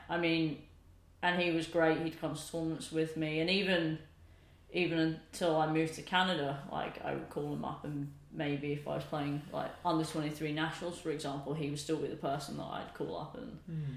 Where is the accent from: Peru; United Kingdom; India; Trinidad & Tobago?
United Kingdom; Bedfordshire, East of England; I was the only junior that he coached growing up in Bedfordshire